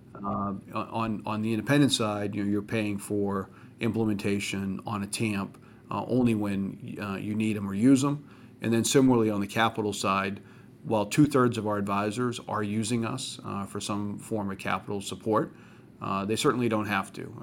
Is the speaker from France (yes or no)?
no; Maine, United States; my home state of Maine